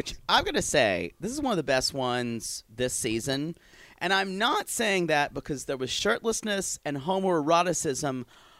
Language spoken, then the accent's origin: English; Pickens, South Carolina, United States; moved away; I am from a town in South Carolina called Pickens, South Carolina